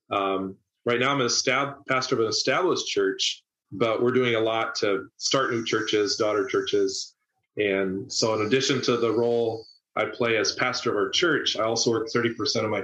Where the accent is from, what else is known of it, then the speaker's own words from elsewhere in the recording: Tokyo, Japan; now in United States; I grew up in Tokyo. It's over 30 million people metro. It's bigger than the population of Canada.